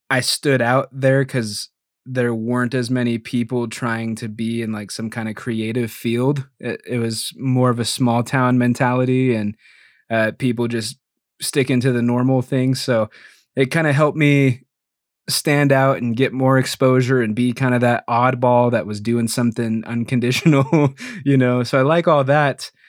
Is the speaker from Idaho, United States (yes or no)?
yes; Idaho, United States; also born or lived in Greeley, Colorado / Utah / Oregon; I was born in Greeley, Colorado, outside of Denver. Uh, lived there till I was like nine or 10, and then bounced a little bit through like Utah, Idaho, and Oregon. But I have been in Idaho most of the time